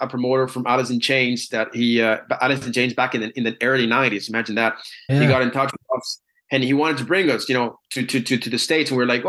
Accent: Dublin, Leinster, Ireland; I'm from Dublin, you know, I'm a proper Dub, you know.

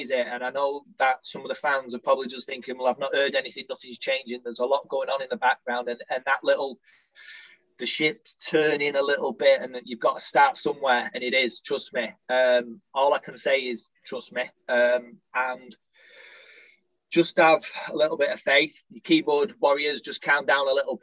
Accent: Littleborough, North West England, United Kingdom; I'm from Littleborough

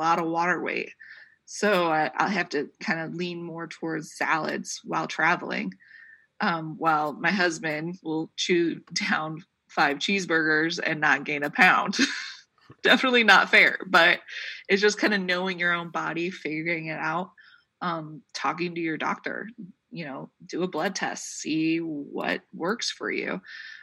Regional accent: Troy, United States; people in my hometown, they rented out, you know, they had the Troy High School completely open to the cafeteria

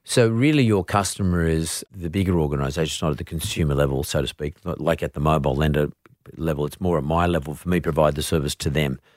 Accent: Australia; As an Australian

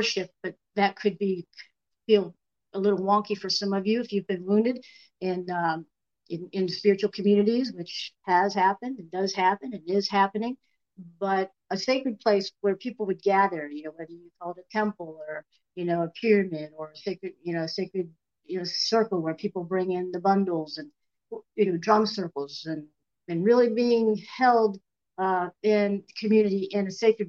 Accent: Erie, Pennsylvania, United States; I am back in the land where I was born and raised in the Erie, Pennsylvania

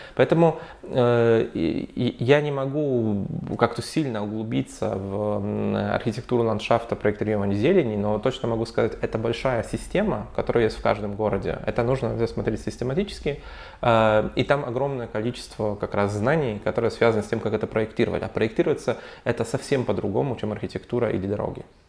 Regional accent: Warsaw, Masovian Voivodeship, Poland; я вообще из Варшавы, у нас в Варшаве

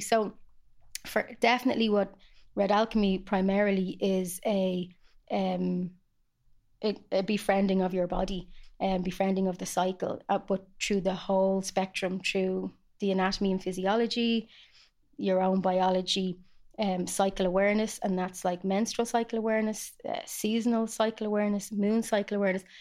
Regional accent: Ireland; I love doing healing on Irish lands as an Irish woman

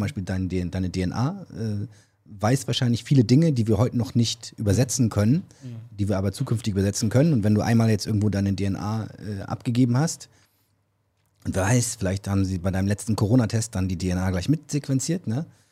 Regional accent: Germany; als Deutsche

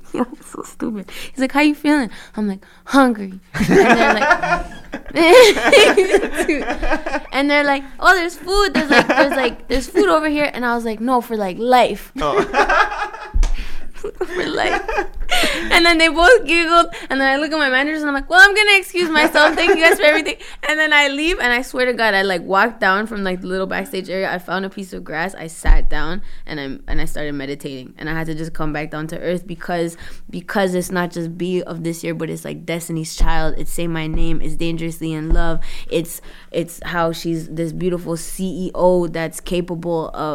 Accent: Toronto, Ontario, Canada; also born or lived in Brampton / Florida; I was born in Toronto, Canada

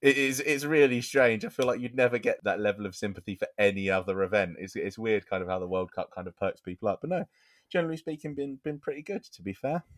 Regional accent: United Kingdom; we're British.

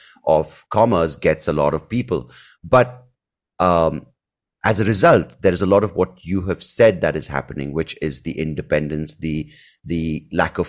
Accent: Bangalore, Karnataka, India; I grew up in Bangalore

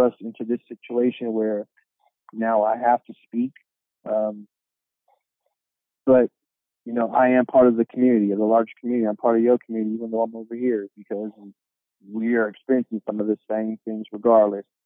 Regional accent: Sacramento, California, United States; I am from, born and raised in Sacramento.

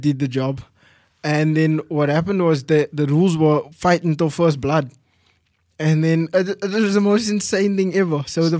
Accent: Mitchells Plain, Western Cape, South Africa; also born or lived in Gordon's Bay / Somerset West / Strand; Yes. I moved quite a bit. Like, I was born in Mitchells Plain.

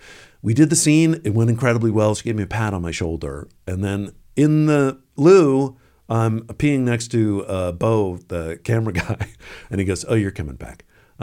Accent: Washington, District of Columbia, United States; Also, you know, growing up in the Washington area

